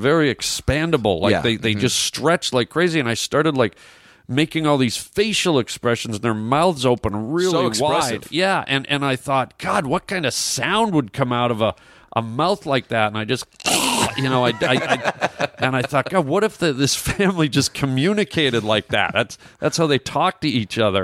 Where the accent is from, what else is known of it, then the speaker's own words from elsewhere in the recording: Toronto, Ontario, Canada; Me and my cousins up in Toronto